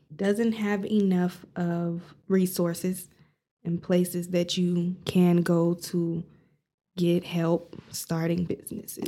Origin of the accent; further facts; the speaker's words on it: Amarillo, Texas, United States; I'm from Amarillo